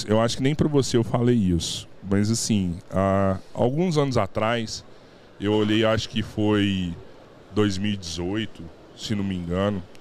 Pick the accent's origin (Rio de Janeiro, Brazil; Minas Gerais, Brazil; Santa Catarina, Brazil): Minas Gerais, Brazil; Araguari; A gente é né, de Araguari.